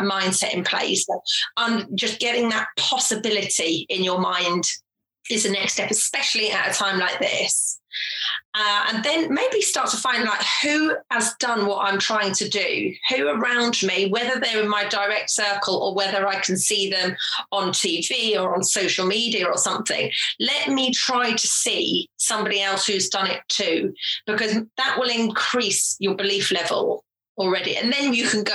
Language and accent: English; Jersey; also born or lived in England; I was born in England, but when I was three, my family moved to Jersey in the Channel Islands, tiny little island.